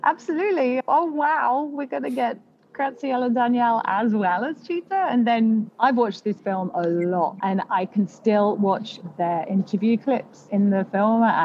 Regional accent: United Kingdom

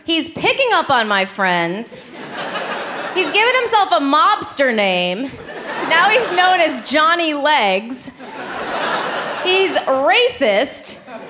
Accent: Illinois, United States; So I'm from Illinois, thank you. I just went home to visit my family and I asked them, hey, are you guys planning on talking in those accents the whole time I'm home?

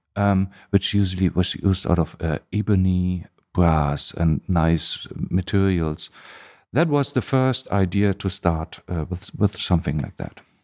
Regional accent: East Germany, Germany; English is a second language; now in Hamburg, Germany; I grew up in Germany, but in the eastern part, in East Germany.

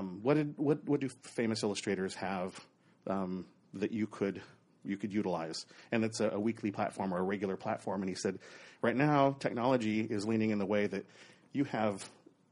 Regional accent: Oregon, United States; moved away; also born or lived in Southern California; Born and raised in Oregon, about an hour and a half south of Portland

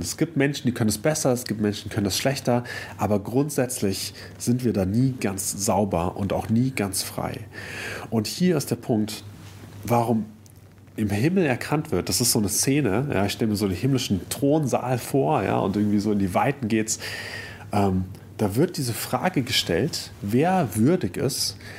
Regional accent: Germany; wir als Deutsche

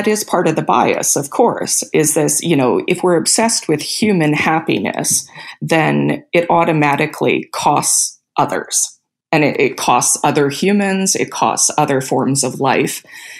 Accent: Canada; also born or lived in South America; I'm Canadian, but I grew up in South America.

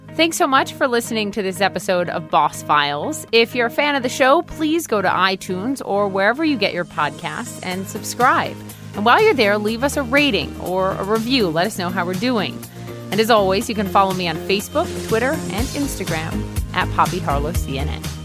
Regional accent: Minnesota, United States; moved away; I'm from Minnesota

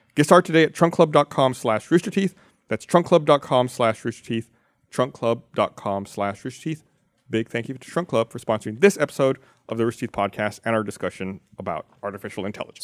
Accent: Austin, Texas, United States; I was born in Austin.

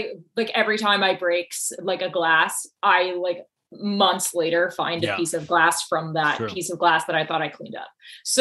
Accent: North Carolina, United States; I grew up in the South, in North Carolina, not Charleston.

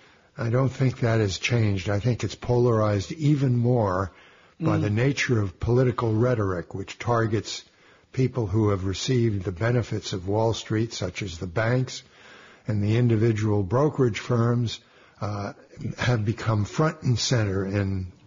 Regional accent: New York City, New York, United States; growing up in Brooklyn, my grandfather, who was an immigrant

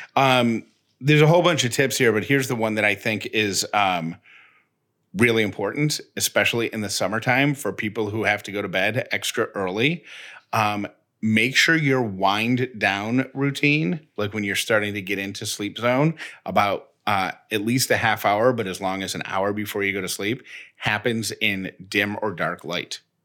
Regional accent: Syracuse, New York, United States; accent: Syracuse; my Syracuse accent, which I don't think I have

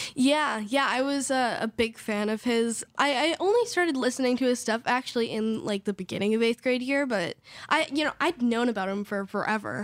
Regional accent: Idyllwild, California, United States; also born or lived in Riverside, California; now in Los Angeles, United States; I was born in Riverside, California, and I was raised in Idlewild, California

